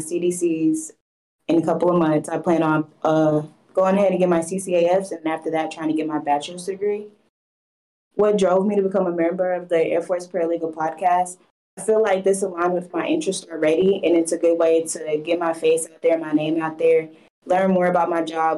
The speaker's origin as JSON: {"language": "English", "town": "Fayetteville", "region": "North Carolina", "country": "United States", "moved": "as an adult", "lives_now": "Misawa, Japan", "said": "I'm from Fayetteville, North Carolina."}